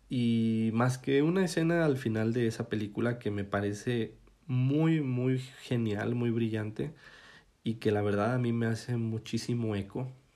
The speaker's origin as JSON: {"language": "Spanish", "country": "Mexico", "said": "como mexicanos"}